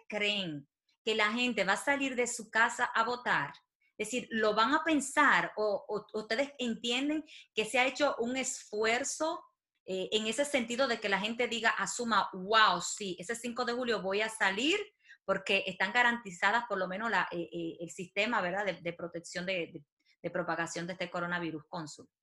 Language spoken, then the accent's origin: Spanish; Dominican Republic; moved away; los dominicanos que residimos en el exterior